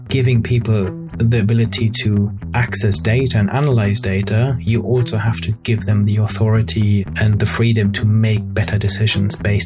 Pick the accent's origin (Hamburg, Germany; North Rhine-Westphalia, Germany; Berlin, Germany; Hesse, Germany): Hamburg, Germany; moved away as an adult; also born or lived in Cambridge, United Kingdom / north of London, United Kingdom; now in United Kingdom; I grew up near Hamburg, a beautiful city in the north of Germany.